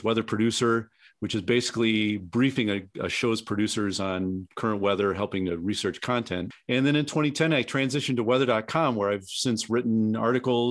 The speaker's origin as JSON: {"language": "English", "region": "Southeast Wisconsin", "country": "United States", "tie": "born or raised there", "also_born_or_lived": "Colorado", "moved": "yes", "said": "I was born and raised in Southeast Wisconsin"}